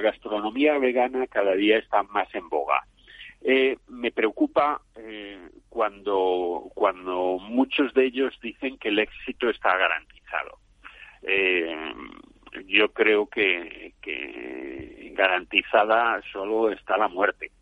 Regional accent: Spain

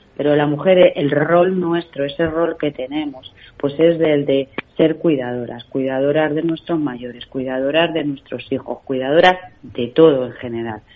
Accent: Castilla-La Mancha, Spain; soy de Castilla-La Mancha

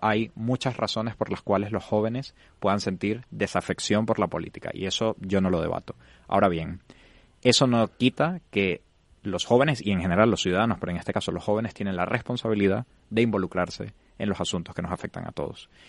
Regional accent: Venezuela; moved away as an adult; now in Spain; yo soy venezolano, tengo siete años viviendo en España

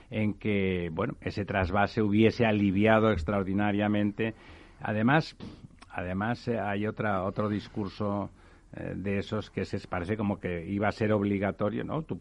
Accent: Catalonia, Spain; yo como soy catalán

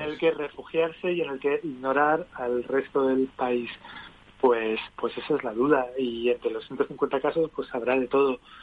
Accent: Canary Islands, Spain; yo soy canario, mi padre era vasco

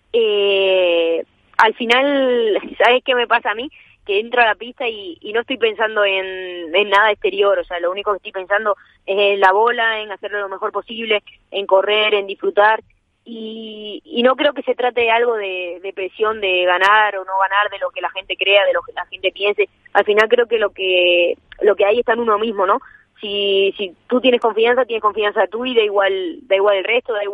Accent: Extremadura, Spain; también tengo más cerca mi tierra.

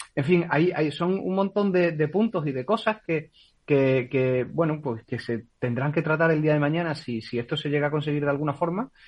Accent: Spain; soy española

